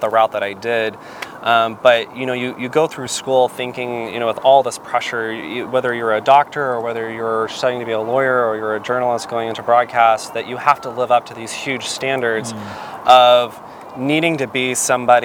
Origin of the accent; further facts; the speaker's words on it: Arizona, United States; moved away as an adult; also born or lived in New York; my home state, which is Arizona